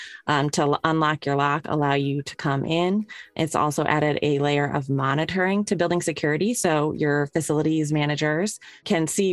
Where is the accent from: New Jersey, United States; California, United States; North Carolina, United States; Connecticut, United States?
Connecticut, United States; I grew up in Connecticut